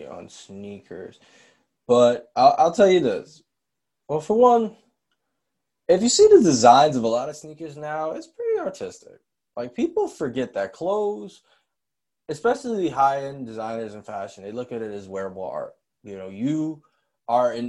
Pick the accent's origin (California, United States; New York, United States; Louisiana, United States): New York, United States; I'm from New York. So growing up and being in school, having a fresh pair of Air Force Ones, or Uptowns as we call them in New York